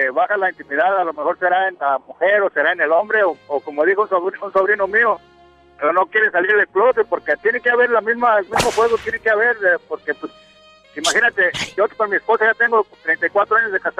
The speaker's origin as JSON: {"language": "Spanish", "region": "Michoacán", "country": "Mexico", "moved": "yes", "said": "yo soy, yo soy de un pueblo, de soy del estado de Michoacán"}